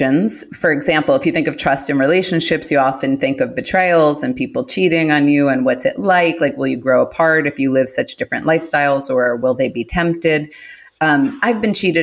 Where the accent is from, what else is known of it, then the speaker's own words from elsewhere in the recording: New York City, New York, United States; I'm from Queens. I'm from Queens, New York.